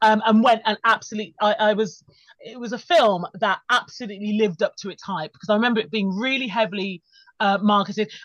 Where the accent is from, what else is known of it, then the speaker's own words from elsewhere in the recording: Birmingham, West Midlands, United Kingdom; I remember seeing Batman Returns at the cinema at the Odeon in Birmingham, which was just like the mecca for all film, like, you know, if you're growing up in the Midlands